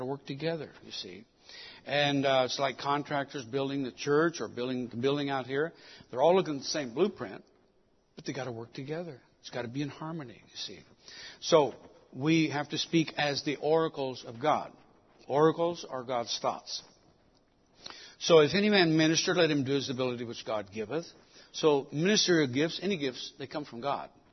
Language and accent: English; Mexico City, Mexico; I was born in Mexico City. That's why I speak two languages.